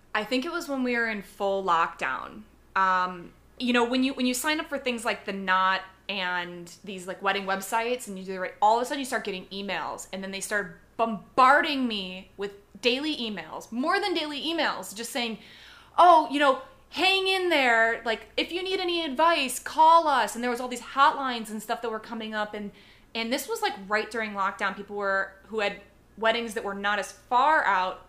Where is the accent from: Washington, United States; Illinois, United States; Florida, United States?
Illinois, United States; Chicago; moved away; I'm originally from Chicago